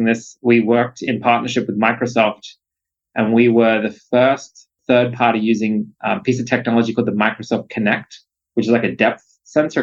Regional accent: Australia; moved away as an adult; now in United States; as an Aussie

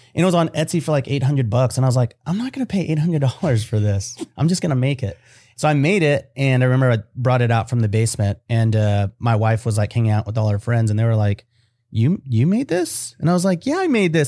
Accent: United States; I was born here in America.

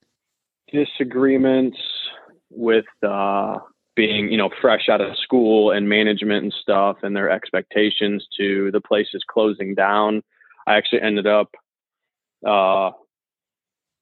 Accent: St. Louis, Missouri, United States; I'm from St. Louis, Missouri.

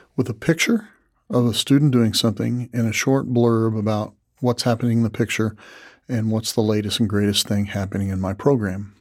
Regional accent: Tuscola, Illinois, United States; Tuscola, my hometown

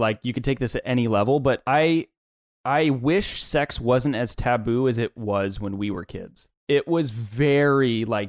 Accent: Midwest, United States; But growing up in the Midwest, in the Bible Belt, where it was just very, very taboo.

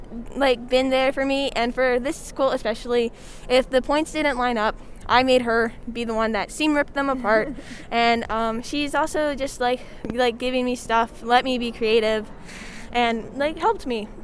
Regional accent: Amherst, Virginia, United States; I am from Amherst, Virginia, and I have a bunch of great friends.

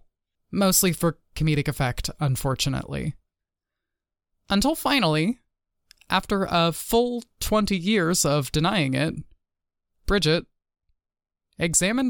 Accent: Texas, United States; moved away; my home state of Texas

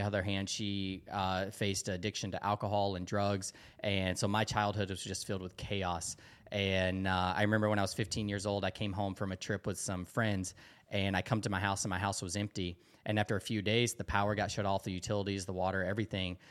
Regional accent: Dalton, Georgia, United States; moved away as an adult; I grew up in this really small town in Dalton, Georgia

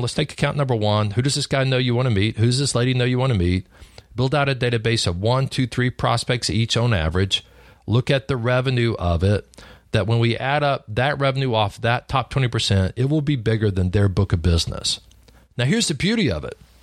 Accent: Lubbock, Texas, United States; I grew up in Lubbock, Texas, on a cotton farm.

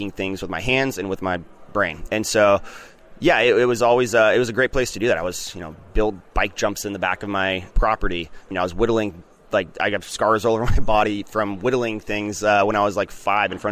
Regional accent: Grants Pass, Oregon, United States; It's my hometown. It's all I know

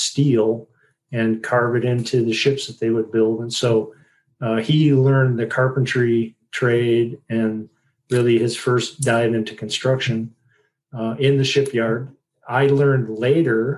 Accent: Sturgeon Bay, Wisconsin, United States; I grew up in a little town called Sturgeon Bay, Wisconsin

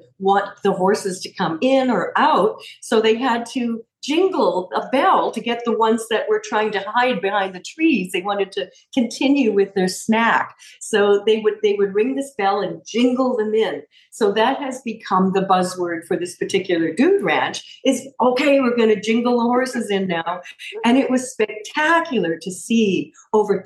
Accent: Canada; I grew up in Canada

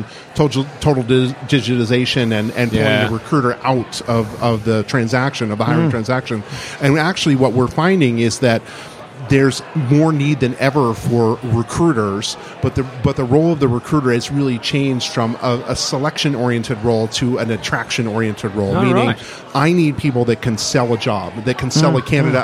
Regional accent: Midwest, United States; now in Boston, United States; So I grew up in the middle of the country

